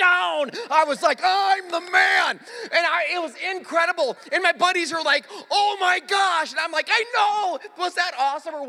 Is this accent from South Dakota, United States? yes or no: yes; South Dakota, United States; moved away; I actually grew up in a town, you know, I'm from South Dakota, so, just like Nebraska, pretty flat